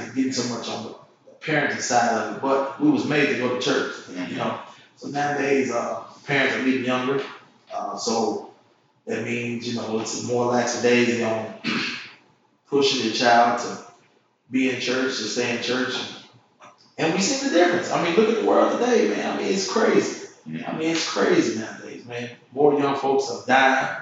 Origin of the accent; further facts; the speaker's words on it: Springfield, United States; now in Clarksville, United States; I'm originally from Springfield, been here in Clarksville